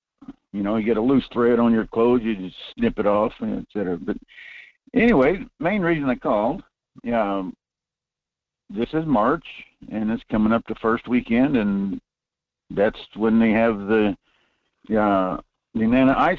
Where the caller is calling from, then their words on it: North Pole, Alaska, United States; Good morning, Michael. This is … up in North Pole.